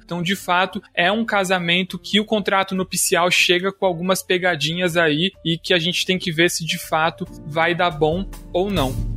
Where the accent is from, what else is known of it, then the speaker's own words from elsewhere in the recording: São Paulo, Brazil; Eu, como paulistano